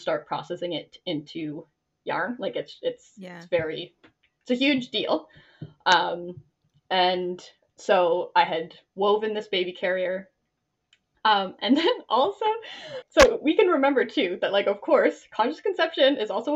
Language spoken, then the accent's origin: English; Ontario, Canada; moved away as an adult; also born or lived in Nova Scotia; I'm from Ontario